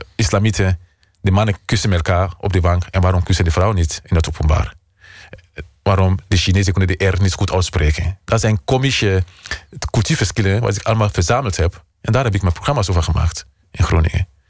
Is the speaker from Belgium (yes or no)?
no; Sierra Leone; Dutch is a second language; moved away as an adult; now in Utrecht, Netherlands; Mijn vaderland is Nederland. En Sierra Leone blijft mijn moederland